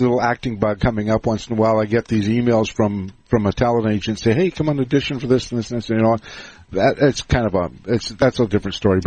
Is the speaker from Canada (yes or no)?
yes; Canada; I'm Canadian